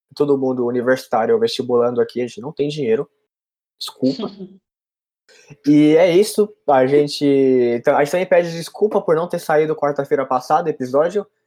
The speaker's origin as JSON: {"language": "Portuguese", "town": "Guarulhos", "region": "São Paulo", "country": "Brazil", "said": "eu sou de Guarulhos"}